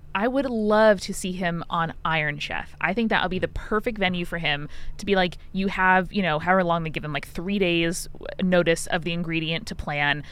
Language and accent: English; Long Island, New York, United States; I'm from Long Island